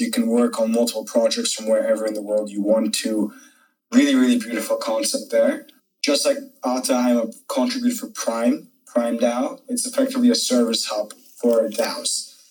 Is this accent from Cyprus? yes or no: yes; Cyprus; also born or lived in Azerbaijan; I'm originally from Azerbaijan and Cyprus. So Cyprus is a small country in the Mediterranean, half Turkish, half Greek. So I have a pretty Turkish background in terms of my name, to say the least.